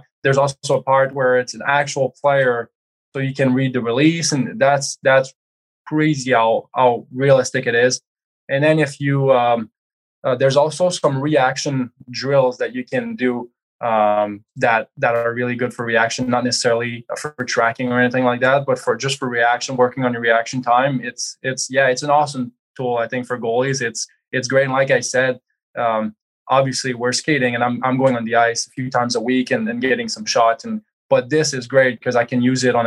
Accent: Quebec, Canada; moved away; growing up, I'm from Quebec

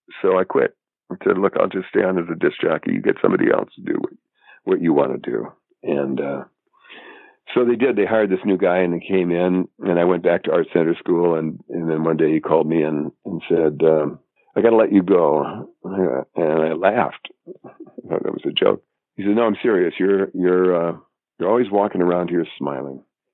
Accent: North Dakota, United States; moved away as an adult; also born or lived in Arizona / Boston; I'm from North Dakota

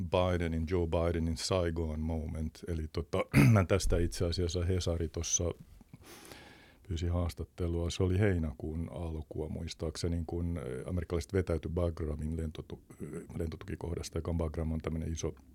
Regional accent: Thailand; first language Thai; Vietin äh, nuoruuteni kaakkoisasia Taimaassa ja tuota, tai on mun toinen äidinkieli itse asiassa.

